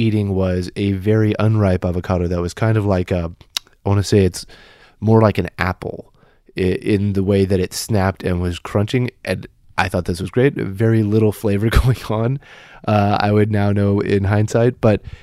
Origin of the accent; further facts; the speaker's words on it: Kansas, United States; moved away as an adult; I grew up in Kansas